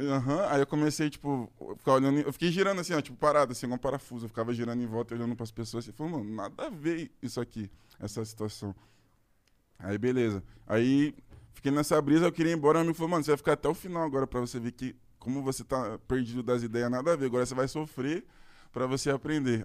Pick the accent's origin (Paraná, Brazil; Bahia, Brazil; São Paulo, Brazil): Paraná, Brazil; Curitiba; Eu sou de Curitiba também